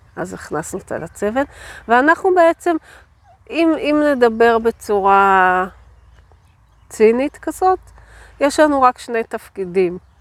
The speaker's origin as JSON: {"language": "Hebrew", "area": "a kibbutz in the Beit She'an Valley", "region": "Northern District", "country": "Israel", "tie": "born or raised there", "said": "אני גדלתי בקיבוץ בעמק בית שאן"}